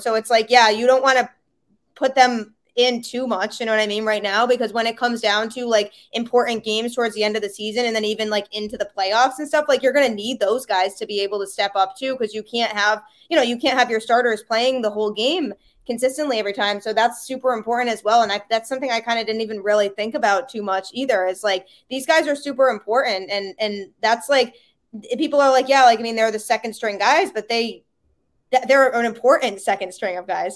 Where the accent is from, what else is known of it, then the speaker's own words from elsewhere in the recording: Connecticut, United States; I grew up, like, about ten to fifteen minutes or so from the Yukon campus